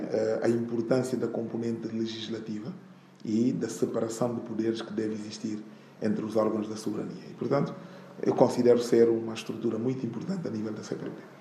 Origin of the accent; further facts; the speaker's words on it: Guinea-Bissau; eu, sendo guineense